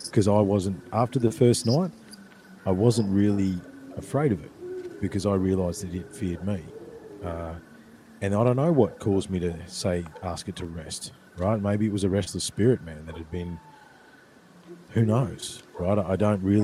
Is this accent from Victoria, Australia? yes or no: yes; Ballarat, Victoria, Australia; there was a track that used to run beside the creek where I grew up in Brown Hill